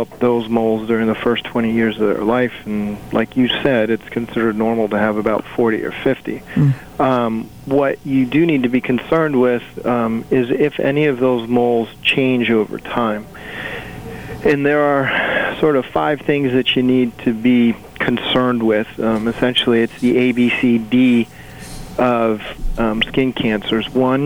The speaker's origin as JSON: {"language": "English", "town": "Waterbury", "region": "Connecticut", "country": "United States", "tie": "born or raised there", "said": "I grew up here in Waterbury, and I actually started with the St. Mary's Hospital system when I was 15 years old"}